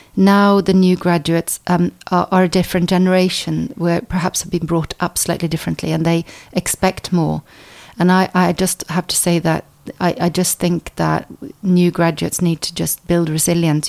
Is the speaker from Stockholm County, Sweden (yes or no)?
yes; Stockholm, Stockholm County, Sweden; moved away as an adult; also born or lived in United States; now in England; I was born in the States uh, by Norwegian parents. And then when I was four, my parents moved to Stockholm. So I was brought up in Sweden